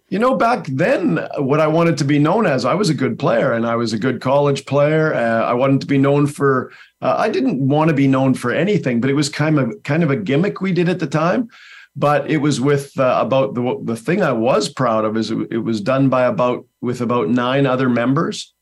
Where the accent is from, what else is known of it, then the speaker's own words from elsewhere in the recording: Langley, British Columbia, Canada; I'm from Langley, B C, Canada